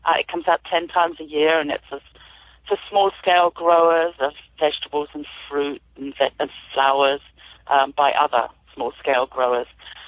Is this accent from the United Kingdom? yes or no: yes; United Kingdom; moved away as an adult; So I'm an immigrant farmer, as you might be able to tell from my accent. I've moved here about 27 years ago from the UK. And I used to do gardening there as well